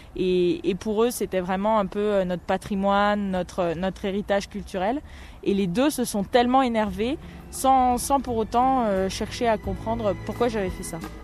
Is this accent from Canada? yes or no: no; Orléans, Centre-Val de Loire, France; also born or lived in Guadeloupe; À cette époque, euh, j'étais écolière à Orléans. je suis née en Guadeloupe. je suis arrivée en métropole quand j'avais 7 ans.